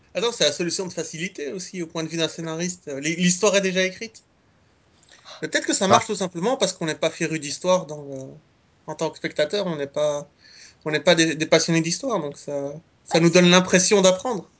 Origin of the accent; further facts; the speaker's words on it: Belgium; je suis belge